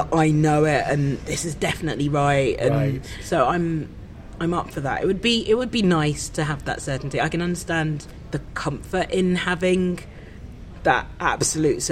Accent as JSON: {"language": "English", "area": "Kent", "region": "South East England", "country": "United Kingdom", "tie": "born or raised there", "also_born_or_lived": "Brixton, London", "said": "I grew up in Kent."}